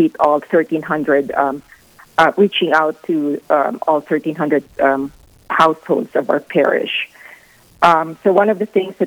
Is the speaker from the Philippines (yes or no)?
yes; Philippines; moved away as an adult; now in Rapid City, United States; I'm originally from the Philippines, and my husband and I have lived in Rapid City for the past 26 years.